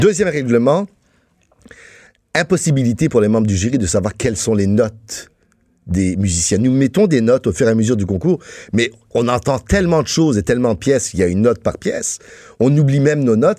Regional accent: France; now in Quebec, Canada; je suis né en France. Oui, mes parents étaient français

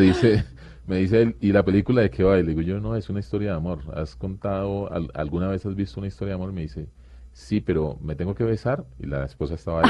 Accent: Quibdó, Chocó, Colombia; moved away; crecimos en Chocó y ahora viven en Pereira.

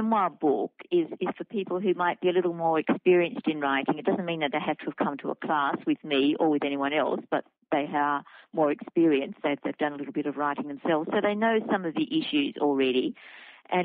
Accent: Wiradjuri country, New South Wales, Australia; moved away; it happened in my hometown

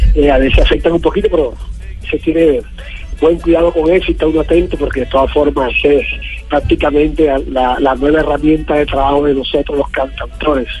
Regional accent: Patillal, Cesar, Colombia; mi tierra patillalera

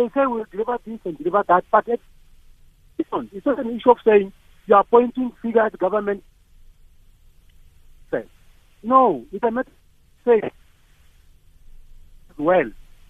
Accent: Limpopo, South Africa; now in Midrand, South Africa; I stay in Midrand, but I know that I was born in Limpopo.

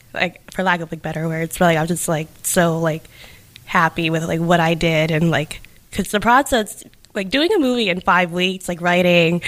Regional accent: New Bedford, Massachusetts, United States; growing up in New Bedford

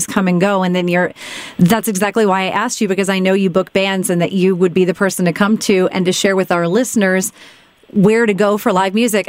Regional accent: Lakeland, Florida, United States; moved away; I'm from Central Florida. I'm from Lakeland, originally.

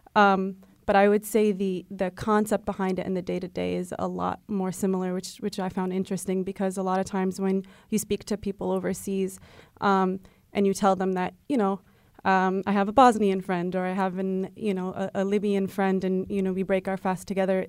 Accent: United States; also born or lived in France / Morocco; I was born in France and then came over here, um, when I was, like, six months old. So, um, consider myself very much, um, part of the American fabric

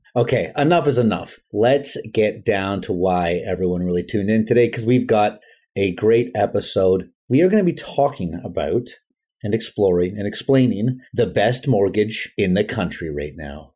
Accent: Vancouver, British Columbia, Canada; I'm from Vancouver. or like we call it, the Lower Mainland

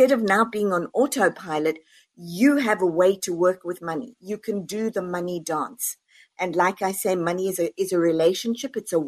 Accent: South Africa; now in United States; born and raised in South Africa, moved over to the US.

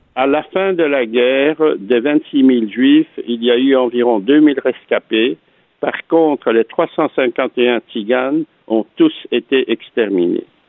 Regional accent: Antwerp, Flanders, Belgium; je suis né donc à Anvers, en Belgique, euh, en 1939

